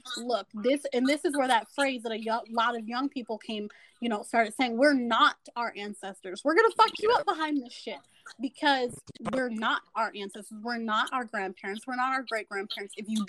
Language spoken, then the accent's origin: English; Oklahoma, United States; I'm from Oklahoma.